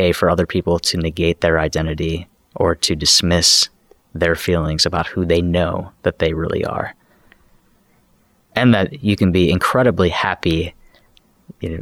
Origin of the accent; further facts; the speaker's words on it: Chicago, Illinois, United States; I grew up in Chicago